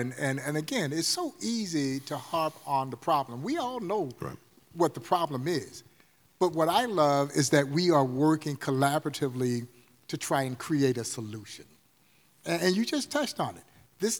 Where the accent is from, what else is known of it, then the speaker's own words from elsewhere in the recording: Georgia, United States; I'm from Georgia.